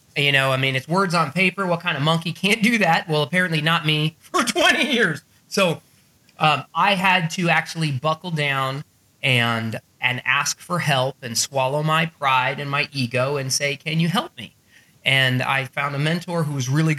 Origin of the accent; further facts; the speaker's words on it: Arizona, United States; I grew up in Arizona